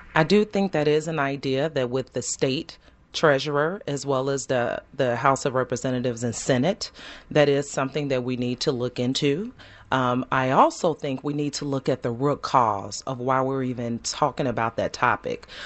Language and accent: English; Chicago, Illinois, United States; born and raised in Chicago